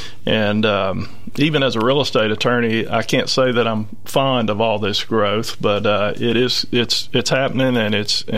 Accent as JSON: {"language": "English", "town": "Brentwood", "region": "Tennessee", "country": "United States", "tie": "born or raised there", "said": "I mean, I was born in the Meadow Lake subdivision, which is right there in the heart of Brentwood on Franklin Road"}